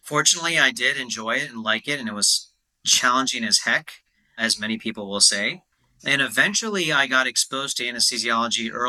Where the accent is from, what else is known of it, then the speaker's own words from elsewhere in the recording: United States; being an Indian American